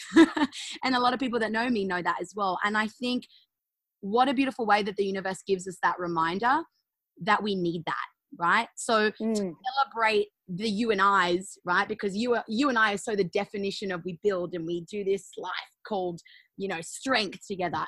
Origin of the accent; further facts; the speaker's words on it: Australia; I'm an Aussie